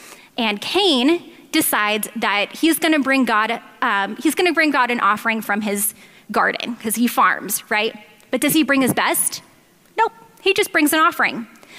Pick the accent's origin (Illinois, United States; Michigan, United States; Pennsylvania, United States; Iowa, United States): Pennsylvania, United States; Philadelphia; also born or lived in Southern California; I was raised in Philadelphia, but in a rough neighborhood.